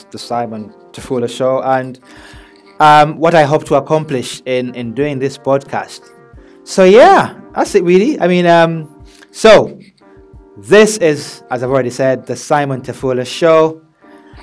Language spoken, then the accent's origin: English; Birmingham, West Midlands, United Kingdom; also born or lived in Uganda / Manchester; I was born in Uganda and I moved over and grew up in Birmingham, in England, obviously, as a teenager.